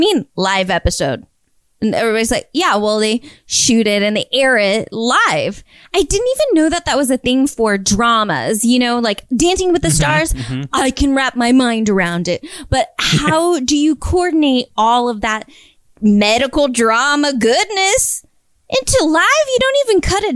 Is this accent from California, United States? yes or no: no; North Carolina, United States; I'm from North Carolina. There's woods everywhere